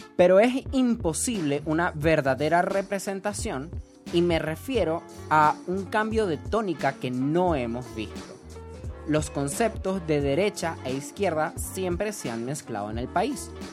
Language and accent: Spanish; Venezuela; me siento tan poco venezolano